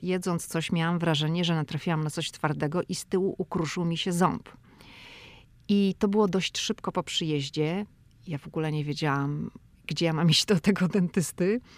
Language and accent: Polish; Poland; now in United States; ja jestem z Polski